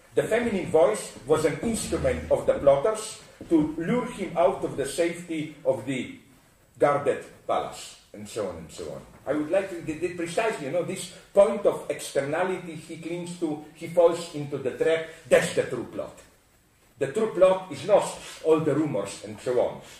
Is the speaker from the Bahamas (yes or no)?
no; Slovenia; I come from Slovenia, which is south of Austria.